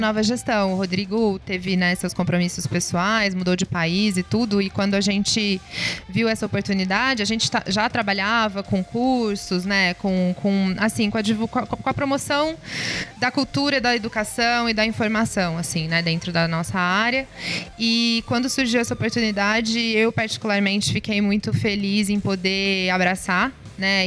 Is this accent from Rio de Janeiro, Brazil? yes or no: no; Ribeirão Preto, São Paulo, Brazil; eu sou empresária, é, sou aqui de Ribeirão Preto.